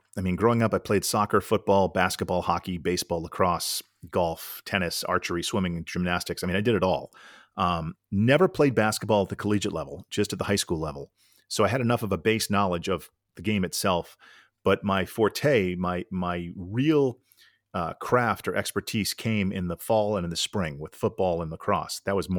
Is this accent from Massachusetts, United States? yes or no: yes; Needham, Massachusetts, United States; I grew up just outside of Boston in Needham, Mass.